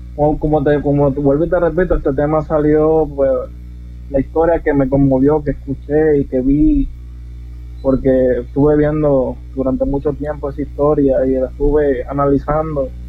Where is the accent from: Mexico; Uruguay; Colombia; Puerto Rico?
Puerto Rico; Yauco; now in United States; soy originario del pueblo de Huanga, Puerto Rico. Nací en Yauco, Puerto Rico. Originalmente soy puertorriqueño, pero vivo en Estados Unidos.